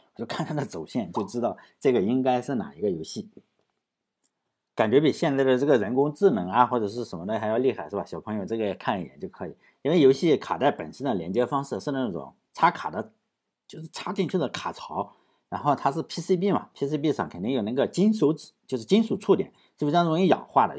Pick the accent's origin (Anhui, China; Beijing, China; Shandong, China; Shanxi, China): Shandong, China; rural; 像我们农村，我是山东的农村